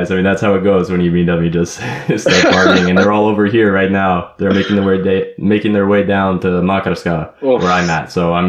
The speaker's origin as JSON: {"language": "English", "town": "Los Angeles", "region": "California", "country": "United States", "tie": "born or raised there", "moved": "as an adult", "lives_now": "Zagreb, Croatia", "said": "Born and raised in Los Angeles, I'm now living in Zagreb and studying the Croatian language."}